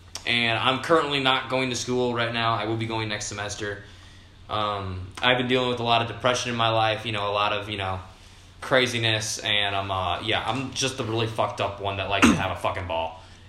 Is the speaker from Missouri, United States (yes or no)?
yes; Arnold, Missouri, United States; also born or lived in London / St. Louis; now in Mehlville, United States; I'm from Melville, Missouri. Originally from Arnold, Missouri. Originally from London.